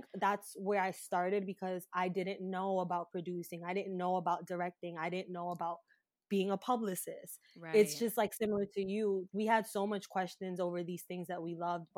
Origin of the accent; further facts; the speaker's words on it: New York City, New York, United States; I'm from Brooklyn, born and raised